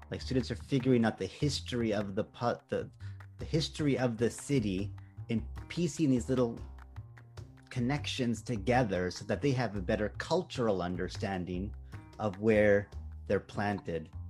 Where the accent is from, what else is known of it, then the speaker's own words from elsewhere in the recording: Japan; now in Canada; Not that, oh, we're from Japan, but we're humans on this earth and we can share, you know, common values